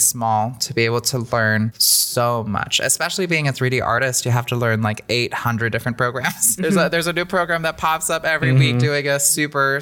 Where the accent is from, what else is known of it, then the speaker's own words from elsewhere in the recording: California, United States; moved away; growing up in California, you are exposed to a lot more people, cultures